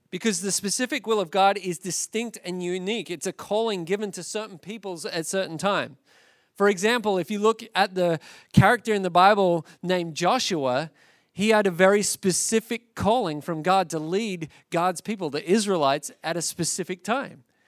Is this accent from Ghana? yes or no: no; Australia; now in United States; as an Australian by birth